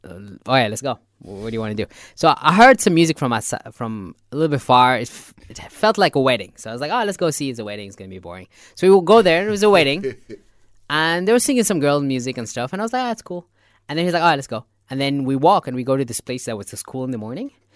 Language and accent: English; Nubian area, north of Khartoum, Northern Sudan, Sudan; moved away as an adult; now in Nuba Mountains, Sudan; I'm, originally from north of Khartoum. So I'm originally from the Nubian area